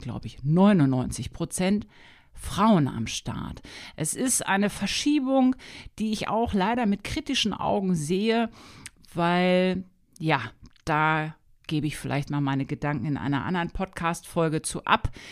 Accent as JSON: {"language": "German", "town": "Hanover", "region": "Lower Saxony", "country": "Germany", "tie": "born or raised there", "moved": "as an adult", "lives_now": "Wolfsburg, Germany", "said": "Ich komme ursprünglich aus Hannover, aus Niedersachsen, habe da brav mein Abitur gemacht"}